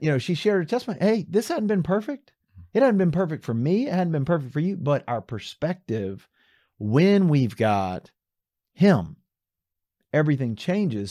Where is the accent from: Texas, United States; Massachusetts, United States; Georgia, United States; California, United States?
Georgia, United States; Atlanta; moved away; I grew up in Atlanta